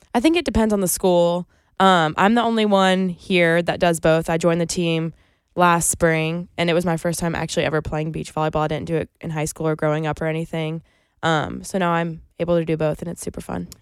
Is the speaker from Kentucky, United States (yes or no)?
no; Greenville, South Carolina, United States; moved away as an adult; now in Columbia, United States; I'm from Greenville, which is only an hour and a half away.